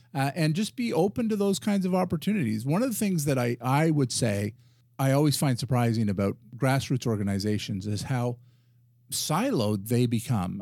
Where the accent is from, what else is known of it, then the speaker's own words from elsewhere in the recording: Ottawa, Ontario, Canada; And so I'm a resident of Ottawa. I'm a Canadian